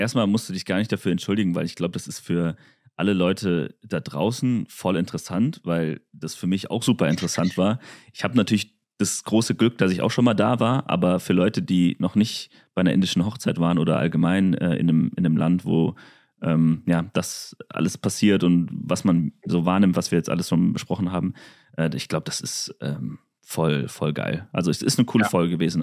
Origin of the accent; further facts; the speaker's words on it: Germany; dass wenn ich doch schon so viele Möglichkeiten habe in Deutschland